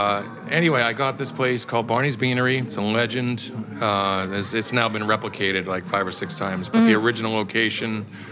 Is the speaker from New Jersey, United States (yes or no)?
no; about 20 miles south of Boston, Massachusetts, United States; moved away as an adult; also born or lived in California; now in New York, United States; I'm from Boston originally, yeah. I grew up about 20 miles south of Boston.